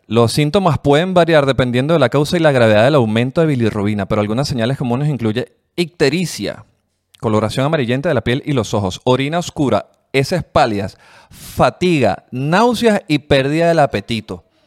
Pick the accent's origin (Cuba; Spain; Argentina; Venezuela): Venezuela; now in Chile; los venezolanos, somos como los chinos, los nuevos chinos